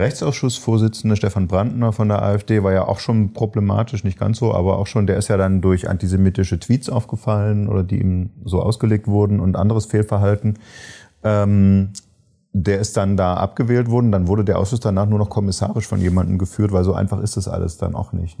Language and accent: German; Saxony, Germany; accent: Saxon; ich komme aus Sachsen, ich könnte das äh, auf Sächsisch machen